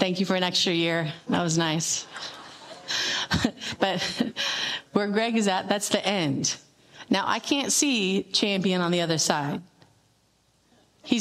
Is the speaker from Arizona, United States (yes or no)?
yes; Tucson, Arizona, United States; I grew up in Tucson